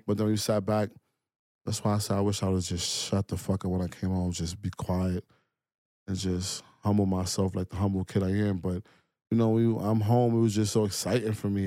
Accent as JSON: {"language": "English", "town": "New York City", "region": "New York", "country": "United States", "said": "I'm from Brooklyn"}